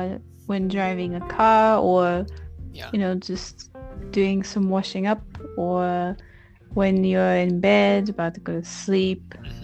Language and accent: English; Scotland, United Kingdom; also born or lived in England / Australia; about me, I'm from Scotland, but my accent is not Scottish.